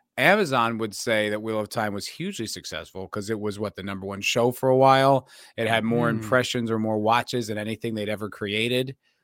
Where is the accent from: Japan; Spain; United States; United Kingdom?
United States; New Jersey; No, I'm from New Jersey, my friend.